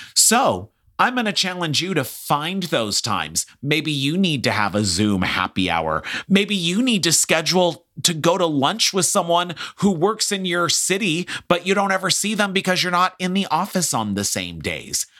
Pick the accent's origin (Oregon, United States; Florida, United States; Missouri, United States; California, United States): California, United States; Los Angeles; I grew up in Hollywood in the entertainment business